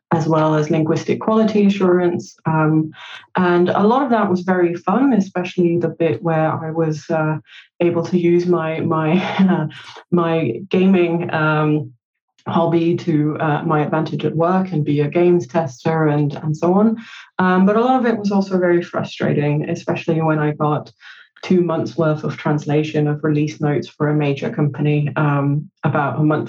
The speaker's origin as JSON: {"language": "English", "country": "Denmark", "tie": "born or raised there", "also_born_or_lived": "Copenhagen, Denmark / United Kingdom", "second_language": "English", "said": "I'm Copenhagen-based in Denmark. I was born and raised in Denmark. I'm from a bilingual home because my mum was Danish and my dad is Romanian"}